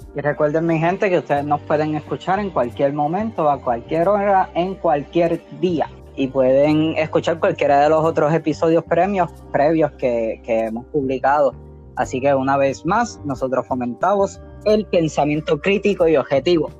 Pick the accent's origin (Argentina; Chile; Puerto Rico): Puerto Rico; nosotros ya nos llamamos puertorriqueños